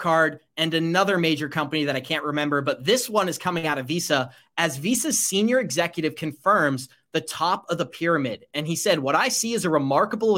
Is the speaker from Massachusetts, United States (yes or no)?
yes; Boston, Massachusetts, United States; also born or lived in Rhode Island; I'm from Boston. I'm from Massachusetts.